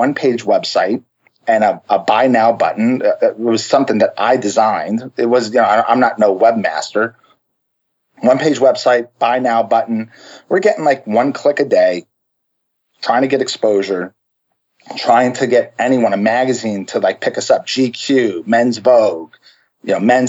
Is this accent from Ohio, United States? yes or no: no; Long Island, New York, United States; now in Florida, United States; My family is originally from New York, so we're from Long Island